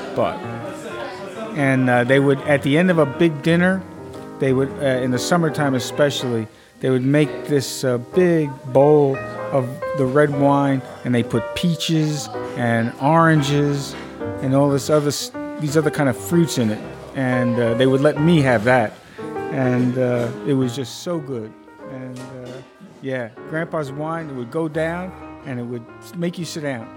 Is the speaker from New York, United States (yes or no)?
yes; Brooklyn, New York, United States; I grew up in Brooklyn